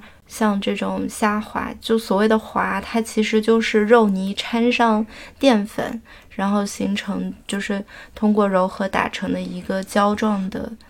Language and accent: Chinese; Fujian, China; moved away; 即便我作为一个福建人，